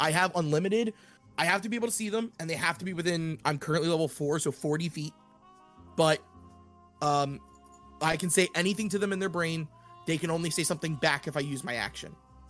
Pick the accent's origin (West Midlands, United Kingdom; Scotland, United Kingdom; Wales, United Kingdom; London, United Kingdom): Scotland, United Kingdom; I'm Scottish. I call everybody laddie.